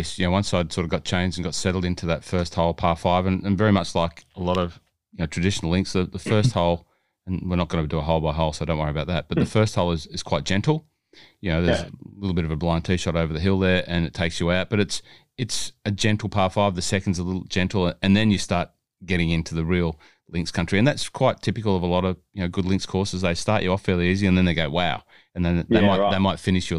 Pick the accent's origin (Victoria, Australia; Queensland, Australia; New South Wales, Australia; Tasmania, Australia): New South Wales, Australia; Hunter Valley; I'm from the Hunter Valley